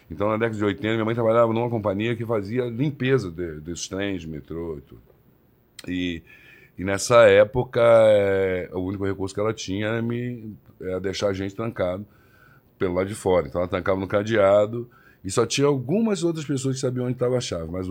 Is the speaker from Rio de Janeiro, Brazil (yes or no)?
yes; Belford Roxo, Rio de Janeiro, Brazil; Eu cresci em Belfor Roxo, no Rio de Janeiro.